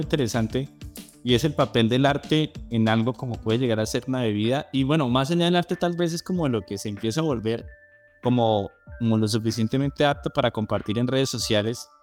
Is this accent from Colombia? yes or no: yes; Colombia; somos nosotros todos los colombianos